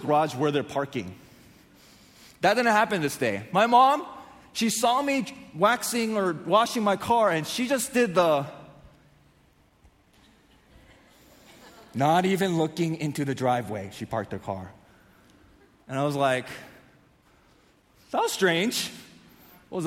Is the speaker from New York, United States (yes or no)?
no; San Diego, California, United States; I grew up in North San Diego